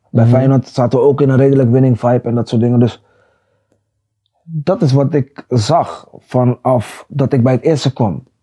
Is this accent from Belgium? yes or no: no; Netherlands; ik kwam uit Nederland.